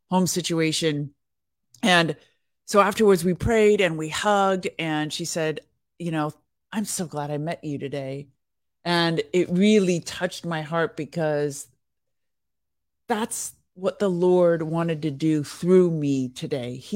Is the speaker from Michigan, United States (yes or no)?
no; California, United States; yeah, I'm from Northern California. Northern California is so beautiful.